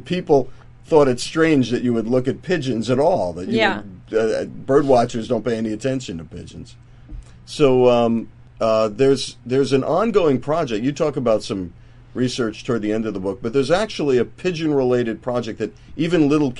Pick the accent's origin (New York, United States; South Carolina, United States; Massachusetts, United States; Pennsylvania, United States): New York, United States; New York City; growing up in New York City